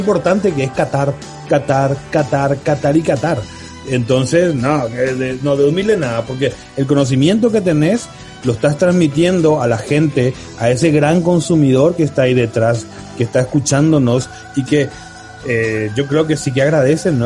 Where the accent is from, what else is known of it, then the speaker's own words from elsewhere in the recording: Spain; en España tenemos la cosa